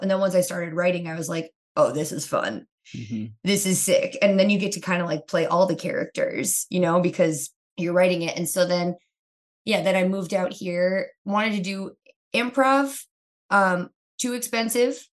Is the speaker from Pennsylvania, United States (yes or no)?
yes; Kingston, Pennsylvania, United States; I grew up in a town called Kingston, Pennsylvania